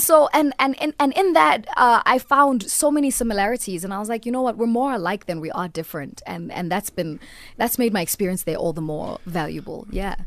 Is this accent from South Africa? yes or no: yes; South Africa; moved away as an adult; now in United States; I'm South African